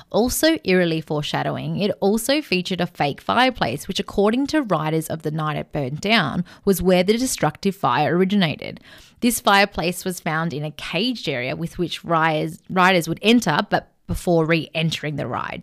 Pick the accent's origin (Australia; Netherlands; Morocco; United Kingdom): Australia; Melbourne, Victoria; we're from Melbourne